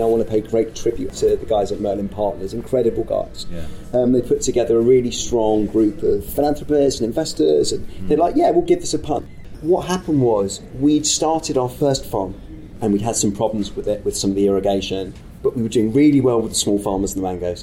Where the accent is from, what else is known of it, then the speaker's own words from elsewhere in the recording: United Kingdom; I grew up in Thatcher's Britain